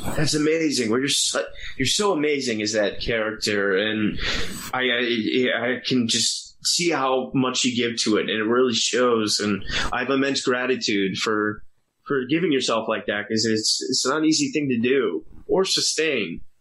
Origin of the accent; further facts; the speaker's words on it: Virginia, United States; I grew up in Virginia